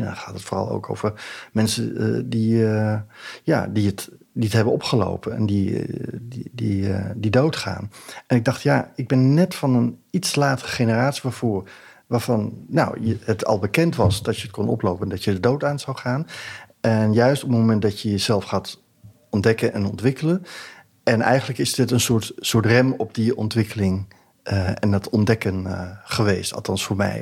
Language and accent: Dutch; Hilversum, North Holland, Netherlands; ik kom uit Hilversum